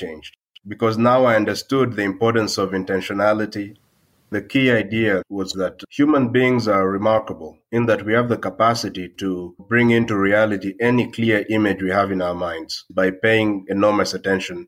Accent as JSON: {"language": "English", "country": "DR Congo", "said": "I come from the Democratic Republic of Congo"}